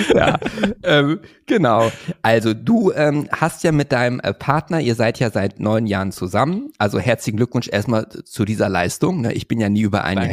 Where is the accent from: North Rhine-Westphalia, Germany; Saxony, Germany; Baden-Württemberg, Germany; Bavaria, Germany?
North Rhine-Westphalia, Germany; Hövelhof; ist ja mein Heimatort bei Paderborn.